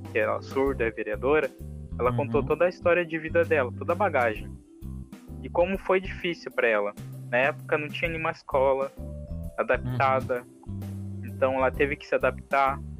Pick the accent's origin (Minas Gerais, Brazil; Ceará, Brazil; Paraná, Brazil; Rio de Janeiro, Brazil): Paraná, Brazil; Eu sou do Paraná. Então, uhum. pertinho, né? São Paulo, Paraná aí.